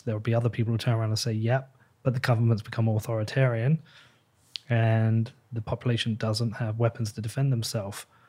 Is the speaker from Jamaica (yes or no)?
no; England, United Kingdom; I am English